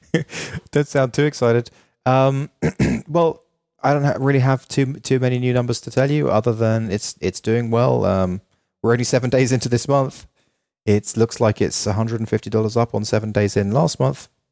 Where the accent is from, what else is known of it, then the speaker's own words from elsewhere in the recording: London, United Kingdom; now in Los Angeles, United States; I'm from London